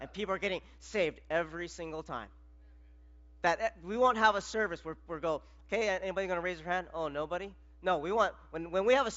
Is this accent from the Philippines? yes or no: yes; Philippines; I'm Filipino